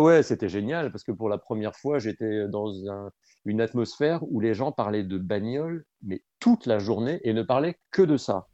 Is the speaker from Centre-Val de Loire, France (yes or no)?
yes; Dreux, Centre-Val de Loire, France; l'Écho Républicain à Dreux, où j'ai grandi en Eure-et-Loire